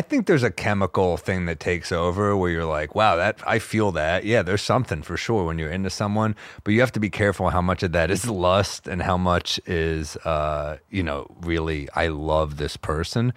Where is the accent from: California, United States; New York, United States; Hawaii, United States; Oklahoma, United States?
New York, United States; I'm a New Yorker